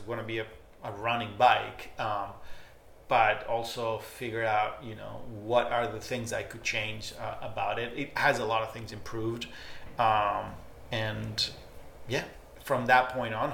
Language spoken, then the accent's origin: English; Spain; also born or lived in Barcelona / Argentina; I was born in Spain, but I'm, you know, I'm Argentinian more than I'm Spanish